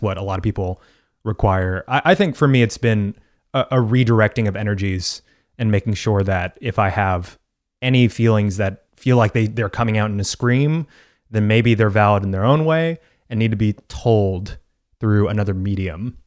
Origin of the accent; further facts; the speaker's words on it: Texas, United States; I'm from Texas